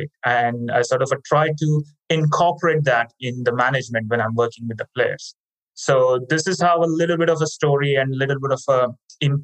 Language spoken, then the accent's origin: English; India; now in Australia; I grew up in India